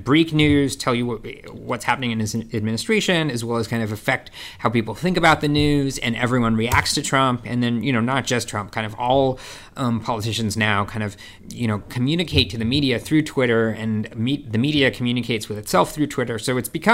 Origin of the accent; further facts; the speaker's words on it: California, United States; I grew up in California